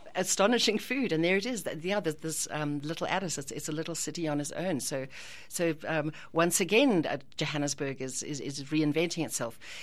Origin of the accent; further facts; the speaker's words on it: Ireland; as an Irish person